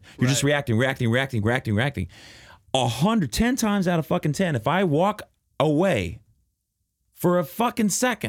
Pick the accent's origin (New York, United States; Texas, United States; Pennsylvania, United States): Texas, United States; Dallas; where I grew up in Dallas